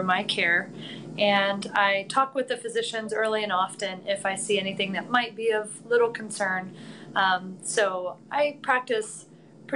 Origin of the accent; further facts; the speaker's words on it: Plainfield, Indiana, United States; moved away as an adult; also born or lived in California; now in Carmel, United States; I'm a Hoosier. I'm from Plainfield, grew up in Plainfield